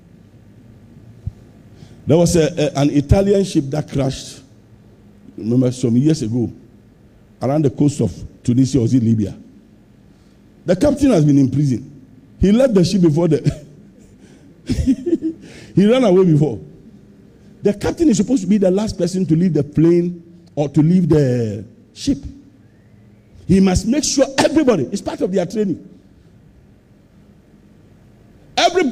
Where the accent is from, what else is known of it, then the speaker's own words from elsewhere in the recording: Ghana; I'm a Ghanaian